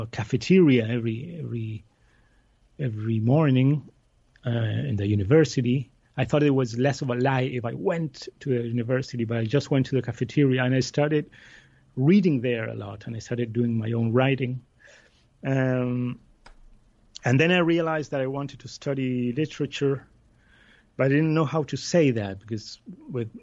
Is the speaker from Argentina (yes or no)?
yes; Buenos Aires, Argentina; I grew up in Buenos Aires in Argentina